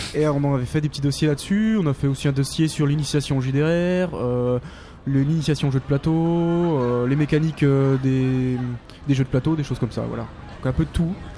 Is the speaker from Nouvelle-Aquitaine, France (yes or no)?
no; Paris, Île-de-France, France; nous, on est de Paris